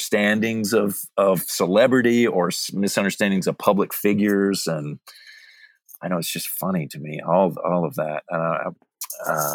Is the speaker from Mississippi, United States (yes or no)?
yes; Mississippi, United States; I'm actually from Mississippi. I grew up in Mississippi.